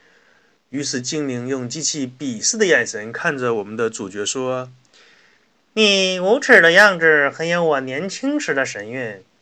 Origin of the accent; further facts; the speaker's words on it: China; 我们中国人